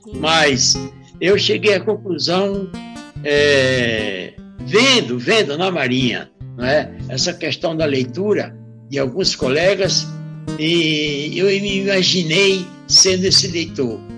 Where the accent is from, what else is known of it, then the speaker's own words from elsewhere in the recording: Seridó, Rio Grande do Norte, Brazil; moved away; sou nordestino do Seridó, região do, norte, do, Rio Grande do Norte